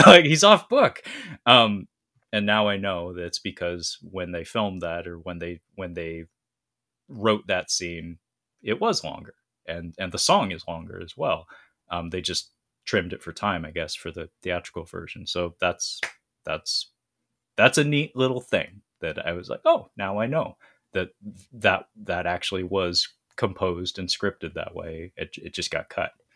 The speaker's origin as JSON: {"language": "English", "country": "United States", "said": "as an American"}